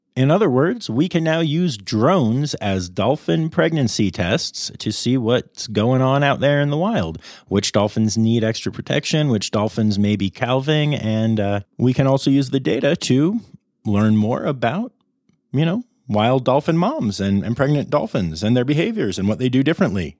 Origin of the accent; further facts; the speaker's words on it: Pennsylvania, United States; my home state of Pennsylvania, where I have not been in over two months